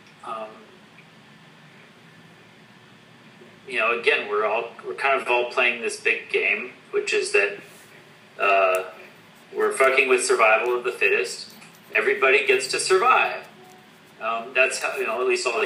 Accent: West Coast, United States; I'm an American. I was born on the West Coast.

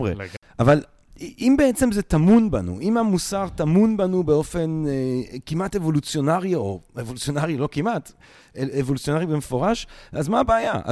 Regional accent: Antwerp, Flanders, Belgium; moved away; אבא שלך ואני נולדנו באותו חור, בקיצור. מדהים. כן, אני מאנטוורפן.

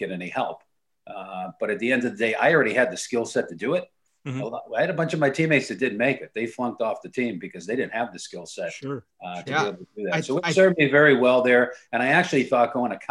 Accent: Connecticut, United States; I grew up in Connecticut

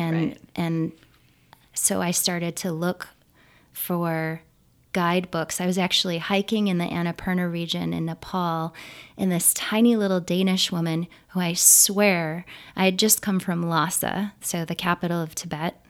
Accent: Niagara County, New York, United States; i grew up just north of the erie canal and south of the belly the southern belly of lake ontario

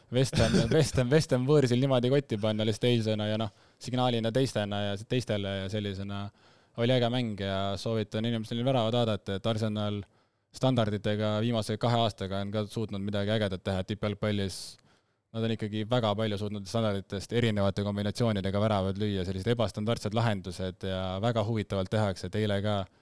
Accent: Rapla, Rapla County, Estonia; ma kasvasin Raplas üles

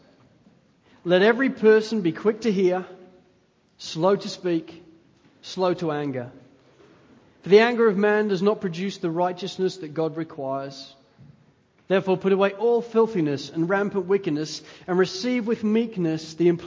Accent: England, United Kingdom; moved away; also born or lived in Wales; I'm English

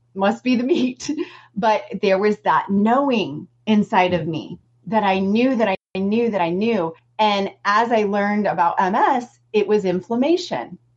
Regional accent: Southeast Missouri, United States; I'm from Southeast Missouri, and um, I just ate what everybody from Southeast Missouri eats

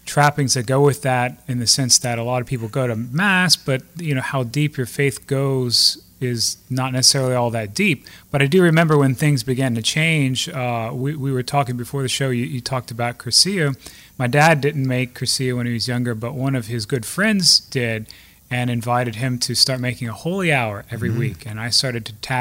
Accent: Lafayette, Louisiana, United States; also born or lived in Maurice, Louisiana; now in Gueydan, United States; I grew up in Lafayette, Louisiana

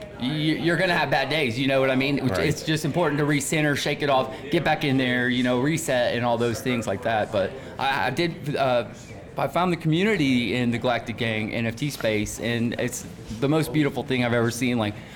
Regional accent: Atlanta, Georgia, United States; now in Denver, United States; Atlanta. I came from Atlanta, and I spent a little time in Tennessee, but I didn't know where I wanted to be based out of when I left the South

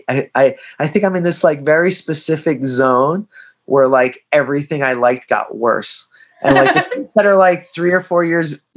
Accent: Philadelphia, Pennsylvania, United States; I grew up in Philadelphia

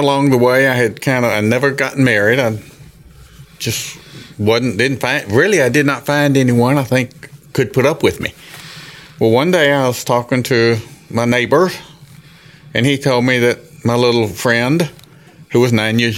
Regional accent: Jackson, Mississippi, United States; I was born in Jackson, Mississippi, grew up. Raised in the Catholic Church

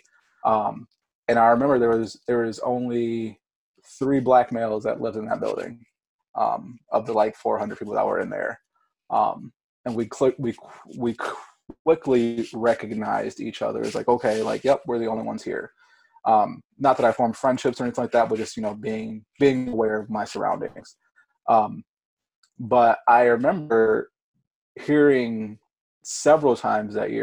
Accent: Ypsilanti, Michigan, United States; also born or lived in Grand Rapids, Michigan; Ypsilanti, which is my hometown.

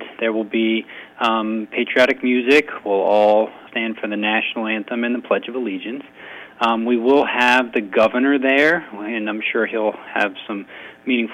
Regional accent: United States; I'm an American

